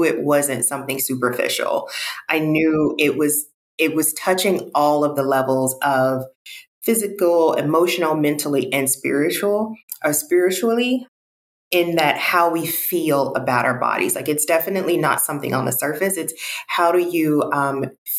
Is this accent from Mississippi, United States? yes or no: yes; Mississippi, United States; moved away as an adult; also born or lived in Houston, Texas; now in Los Angeles, United States; I'm from Mississippi. So I'm African-American, Black, I identify as Black. And I'm from the South, born and raised.